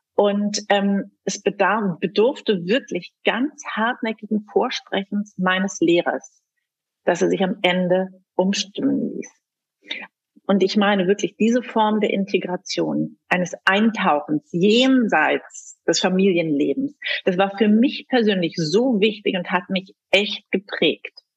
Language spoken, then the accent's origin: German; Germany; also born or lived in Ethiopia / Berlin; Ich bin in Äthiopien geboren, lebe seit meinem zweiten Lebensjahr mit meinen Eltern in Deutschland